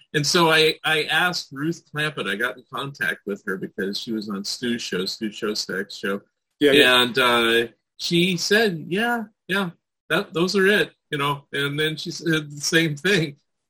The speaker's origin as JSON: {"language": "English", "area": "San Francisco Bay Area", "region": "California", "country": "United States", "tie": "born or raised there", "moved": "yes", "lives_now": "Oregon, United States", "said": "I'm in Oregon now, but I grew up in the San Francisco Bay Area, but also Southern California a little bit."}